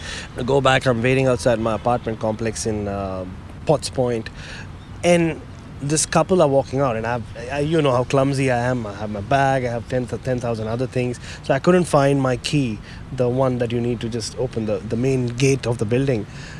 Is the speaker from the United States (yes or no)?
no; Australia; And even now, I'm here as an Australian journalist.